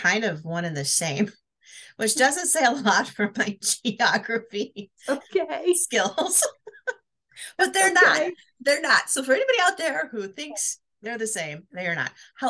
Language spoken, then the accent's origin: English; Wisconsin, United States; I'm from Wisconsin, and our accents sound very different.